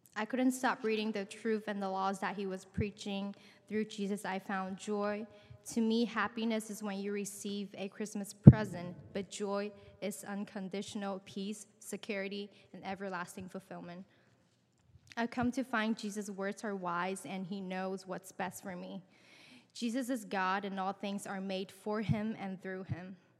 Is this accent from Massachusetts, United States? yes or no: no; San Francisco, California, United States; I grew up in San Francisco